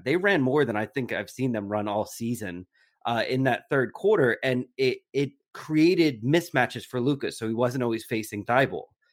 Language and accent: English; New Jersey, United States; moved away; I grew up in New Jersey